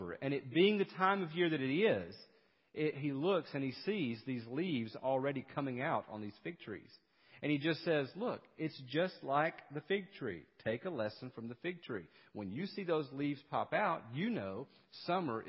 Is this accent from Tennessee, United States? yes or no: yes; East Tennessee, United States; now in South Carolina, United States; growing up in East Tennessee